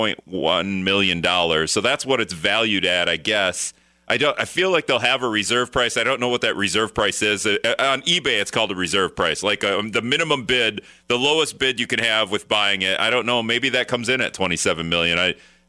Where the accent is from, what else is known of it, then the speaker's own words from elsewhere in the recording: Appleton, Wisconsin, United States; I'm from Appleton